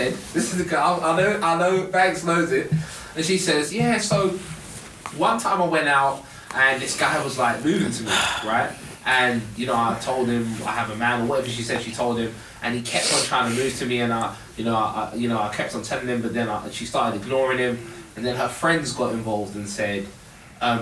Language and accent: English; London, United Kingdom; I'm from South